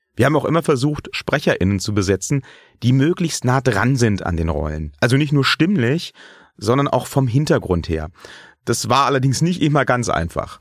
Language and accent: German; Germany; ich bin nun mal ein in Deutschland geborener weißer Mann Mitte 30